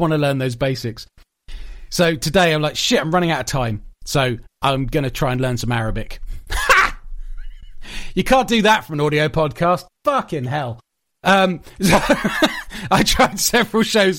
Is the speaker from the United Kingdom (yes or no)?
yes; United Kingdom; I'm a British boy